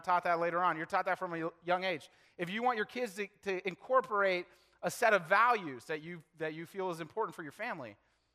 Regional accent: Lexington, Kentucky, United States; I was born in Lexington, Kentucky

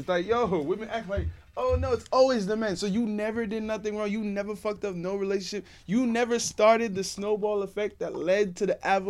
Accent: New York City, New York, United States; I'm from Brooklyn. Yeah. I don't have my flag on today, but I'm definitely Haitian.

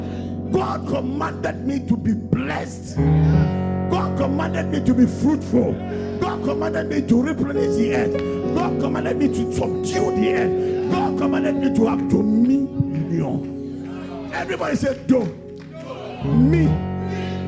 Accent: London, United Kingdom; I am from London

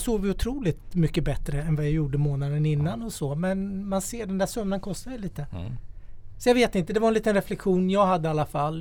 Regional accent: Småland, Sweden; jag är från Småland, där har vi mycket träd

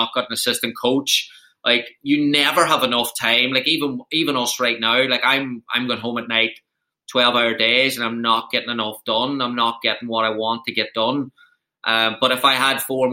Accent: Ireland; moved away as an adult; now in United States; coming from Ireland

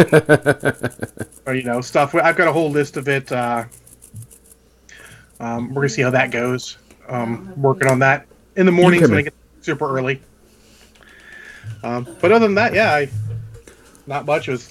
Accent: United States; I'm American

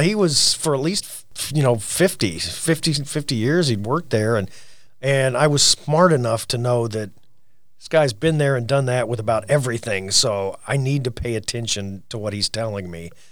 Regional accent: Orrick, Missouri, United States; I'm from Oric, Missouri. That's O R R I C K.

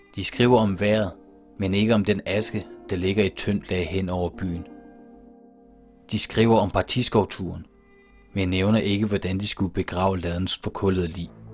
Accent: Skive, Central Denmark Region, Denmark; now in Frederiksberg, Denmark; jeg blev født i Skive i 1983. Jeg kommer fra Skive

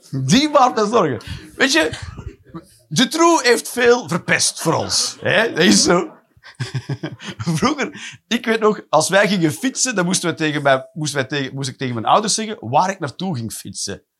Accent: Flanders, Belgium; Als Vlamingen

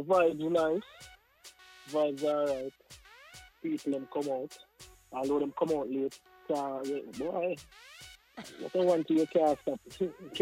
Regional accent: Kingston, Jamaica; moved away as an adult; now in United States; Born Kingston, Jamaica

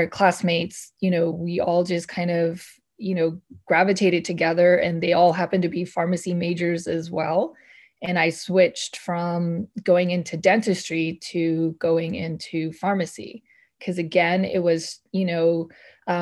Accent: Northern California, United States; I grew up in Northern California

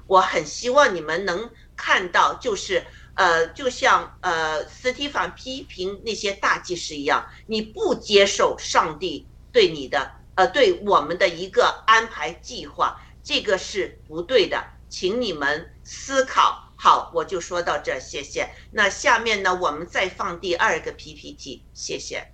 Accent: China; 我们中国人

